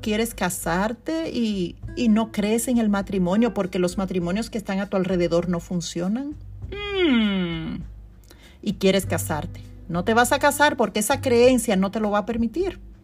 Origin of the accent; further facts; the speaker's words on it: Constanza, La Vega, Dominican Republic; now in New York, United States; mi ciudad natal, Constanza